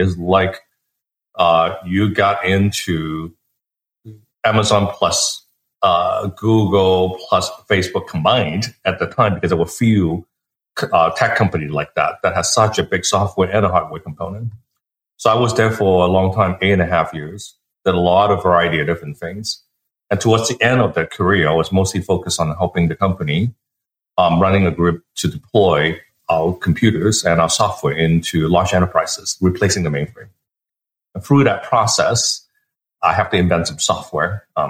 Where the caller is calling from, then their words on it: a town near Palo Alto, California, United States; I'm calling from a town near Palo Alto.